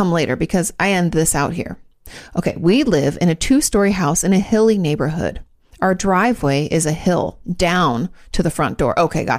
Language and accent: English; Oregon, United States; I didn't go there, but letting you know that I'm from Oregon.